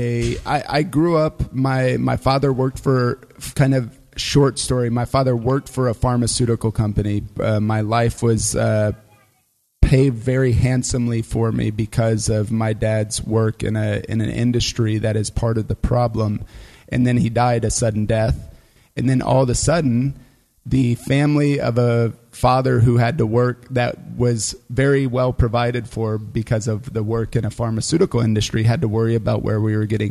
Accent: United States; moved away as an adult; now in Germany; I'm as American as cargo shorts and apple pie combined.

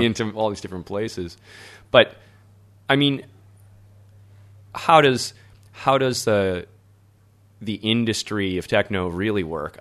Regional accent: Midwest, United States; moved away; also born or lived in Berlin; as an American

